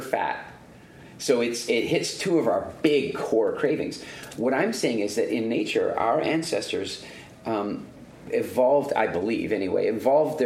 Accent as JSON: {"language": "English", "region": "Eastern Canada", "country": "Canada", "tie": "born or raised there", "also_born_or_lived": "South Africa", "said": "growing up in Eastern Canada"}